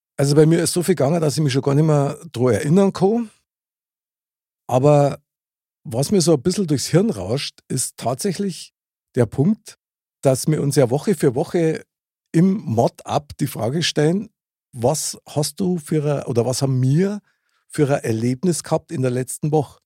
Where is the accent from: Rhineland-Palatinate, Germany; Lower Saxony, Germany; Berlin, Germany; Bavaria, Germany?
Bavaria, Germany; Munich; Ich bin ja in München geboren und aufgewachsen